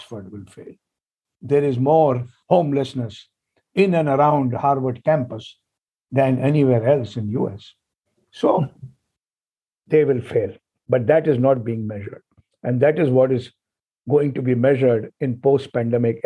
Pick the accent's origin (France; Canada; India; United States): India; first language Hindi; English is a second language; I went from a reasonably very local high school with my mother tongue Hindi to a nationally important Indian Institute of Technology